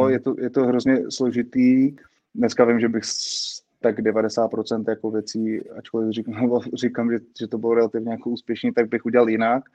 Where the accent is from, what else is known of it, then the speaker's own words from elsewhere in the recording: Prague, Czechia; jsem z Břevnova, tak vlastně jsme s jedním z členů z okolností Area 114 Pavlem Sobojou, kterým jsem byl vlastně spolužák eh, na základní škole